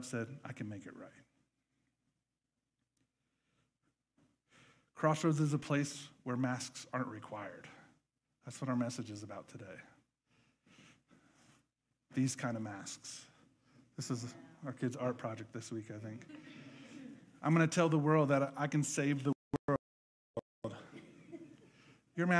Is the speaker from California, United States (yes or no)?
no; Nebraska, United States; moved away; I grew up in Nebraska